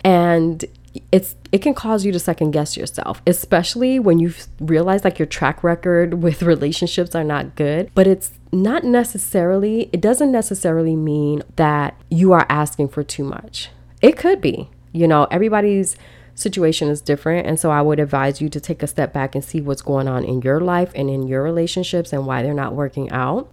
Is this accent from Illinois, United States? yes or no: yes; Chicago, Illinois, United States; growing up in Chicago, we are freezing